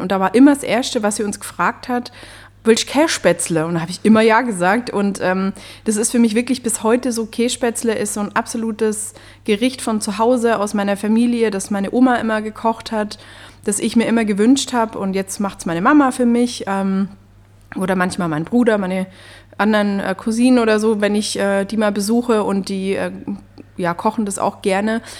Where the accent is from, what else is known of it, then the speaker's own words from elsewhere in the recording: Upper Swabia, Baden-Württemberg, Germany; ich komme aus Oberschwaben